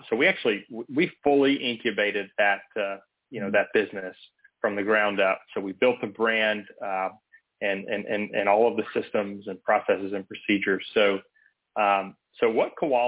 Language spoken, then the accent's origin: English; Atlanta, Georgia, United States; I'm originally from Atlanta.